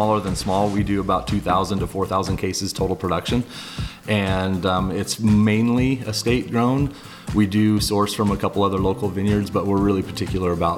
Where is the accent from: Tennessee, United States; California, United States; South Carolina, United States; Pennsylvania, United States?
California, United States; San Diego; also born or lived in New York; I was born and raised in San Diego, and I moved to New York for about 6 years